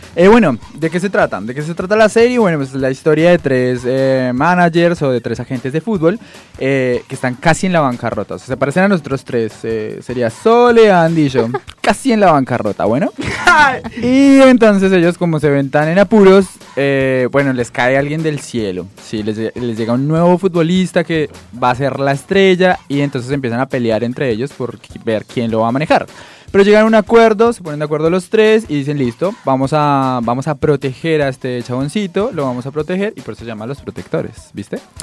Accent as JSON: {"language": "Spanish", "town": "Guasca", "region": "Cundinamarca", "country": "Colombia", "tie": "born or raised there", "moved": "yes", "lives_now": "Argentina", "said": "Yo crecí en la Huasca"}